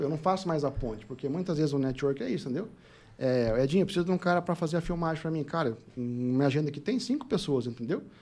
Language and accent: Portuguese; Lins, São Paulo, Brazil; Nasci em Lins, interior de São Paulo, né, cidade muito boa lá, pacata, distante, meio de tudo, sessenta mil habitantes.